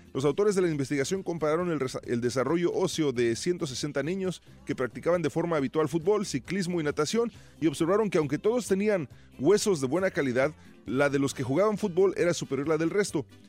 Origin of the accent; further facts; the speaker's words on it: Mexico; moved away; cuando éramos morros en México